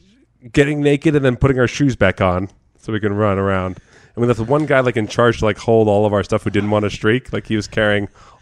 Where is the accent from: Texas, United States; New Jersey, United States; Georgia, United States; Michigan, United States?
New Jersey, United States; But I'm from New Jersey. I'm proud.